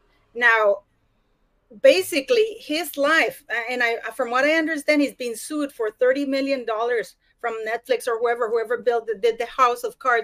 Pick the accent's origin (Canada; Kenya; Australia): Canada; I'm worried because I'm Canadian, you know, is that going to follow to Canada now?